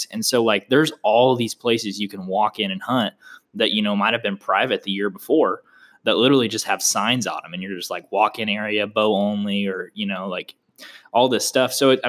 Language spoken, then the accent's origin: English; Oklahoma, United States; now in Texas, United States; I'm from Oklahoma